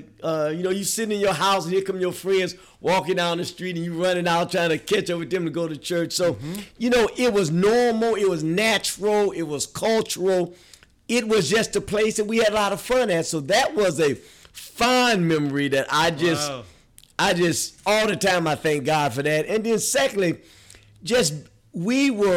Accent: Detroit, Michigan, United States; I was born and raised in Detroit, you know, the best city on the planet

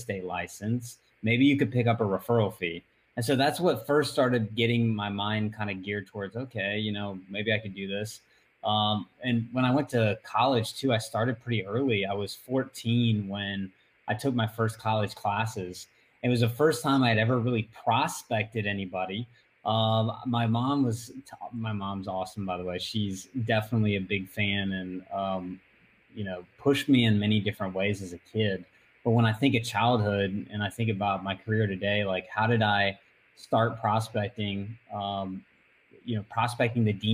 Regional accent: Northwest Florida, United States; I grew up in Northwest Florida, so same place that I still am today

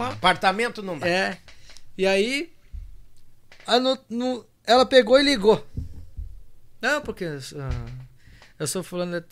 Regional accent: Rio Grande do Sul, Brazil; digo que eu, daqui um pouco já não bolei a perna para minha terra vermelha lá, missioneira, né?

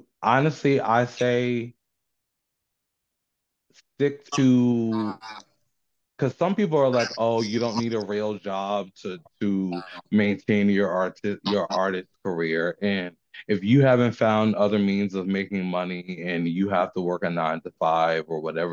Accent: New Jersey, United States; now in Richmond, United States; Living down here in Richmond, even though I'm from New Jersey

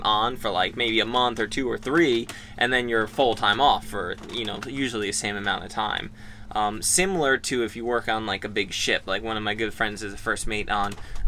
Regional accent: Long Island, New York, United States; I grew up in Long Island

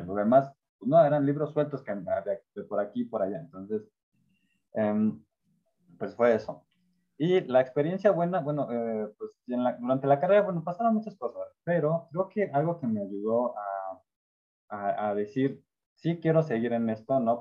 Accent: Orizaba, Veracruz, Mexico; crecí en Orizaba, Veracruz, que era una ciudad pues, chiquita

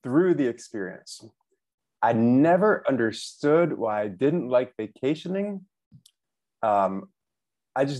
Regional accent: New York City, New York, United States; moved away as an adult; now in Hanoi, Vietnam; I am from New York City, where I moved here from. I'm currently living in Hanoi, Vietnam

